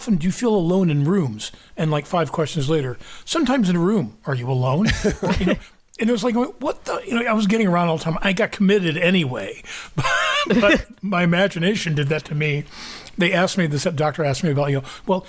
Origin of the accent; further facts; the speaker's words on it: Kansas, United States; I grew up in the Midwest in Kansas